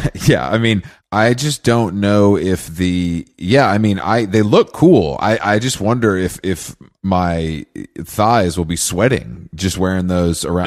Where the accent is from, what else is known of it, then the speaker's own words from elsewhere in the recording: Atlanta, Georgia, United States; I'm from Atlanta